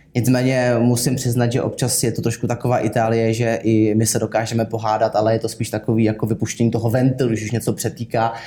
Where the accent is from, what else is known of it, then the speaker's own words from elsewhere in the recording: Kaplice, South Bohemian Region, Czechia; pocházím z Kaplice, což je malá vesnice, kousíček za Českým Krumlovem směrem k rakouským hranicím